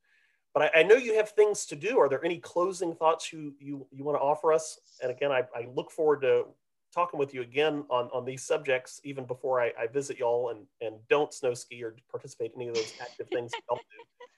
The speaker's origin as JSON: {"language": "English", "region": "Midwest", "country": "United States", "lives_now": "Texas, United States", "said": "because, of course, as a Midwesterner, right, you'll have like soda and pop. And here in Texas, everything is Coke, right?"}